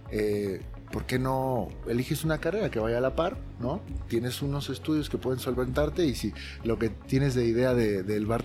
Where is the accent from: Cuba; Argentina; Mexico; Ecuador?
Mexico; also born or lived in Las Vegas